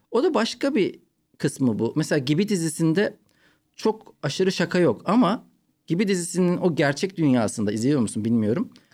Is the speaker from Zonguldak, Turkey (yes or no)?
no; Ankara, Turkey; moved away as an adult; also born or lived in Malatya; now in Istanbul, Turkey; Ben Malatya'dan Ankara'ya taşındık. Üçüncü sınıfta. Dört ve beşi Ankara'da okudum. Yani ilk üç yılı Malatya'da okudum